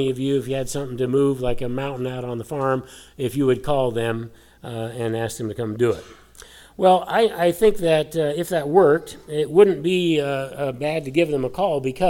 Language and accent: English; Colorado, United States; I grew up in Colorado